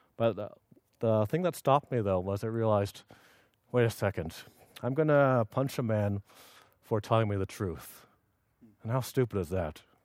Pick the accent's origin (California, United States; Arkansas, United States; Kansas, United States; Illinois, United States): California, United States; Los Angeles; moved away as an adult; now in Union City, United States; originally, I was born in Los Angeles. I lived my first eighteen years there